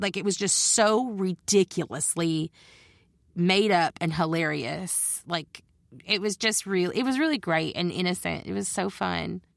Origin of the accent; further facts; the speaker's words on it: Judsonia, Arkansas, United States; moved away as an adult; also born or lived in Olympia, Washington; I grew up in Judsonia, which is just outside of Searcy